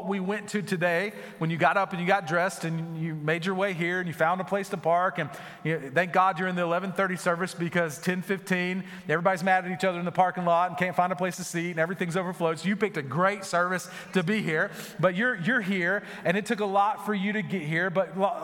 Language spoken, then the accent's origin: English; North Florida, United States; moved away; we grew up in the deep South, so we're in North Florida